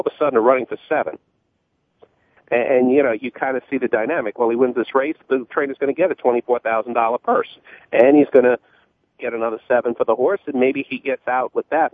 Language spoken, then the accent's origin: English; New York City, New York, United States; New York native. I grew up in Queens and actually Queens Village